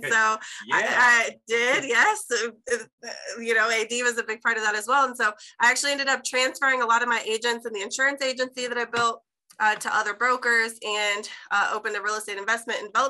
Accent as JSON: {"language": "English", "town": "Chicago", "region": "Illinois", "country": "United States", "moved": "yes", "lives_now": "Jacksonville, United States", "said": "I'm actually originally from Chicago. I ended up in Jacksonville, Florida, went to college here"}